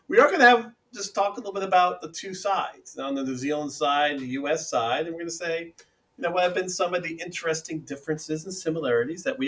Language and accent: English; United States; being American